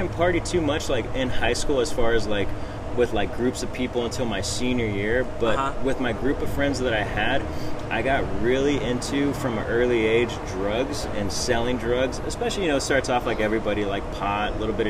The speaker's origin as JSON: {"language": "English", "area": "Orange County, near Santa Ana", "region": "California", "country": "United States", "tie": "born or raised there", "said": "So I grew up in Orange County."}